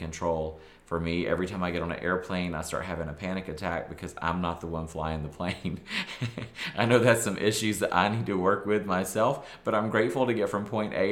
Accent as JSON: {"language": "English", "region": "the South", "country": "United States", "said": "I'm from the South."}